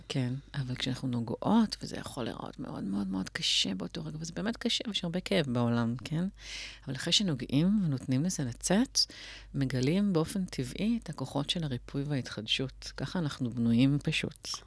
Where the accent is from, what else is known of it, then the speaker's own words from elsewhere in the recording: Tel Aviv, Tel Aviv District, Israel; גדלתי בצפון תל אביב